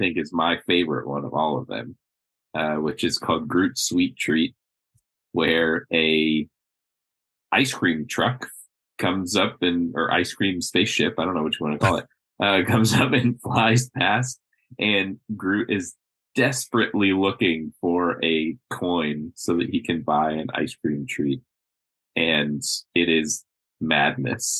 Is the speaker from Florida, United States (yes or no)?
yes; Florida, United States; I'm from Florida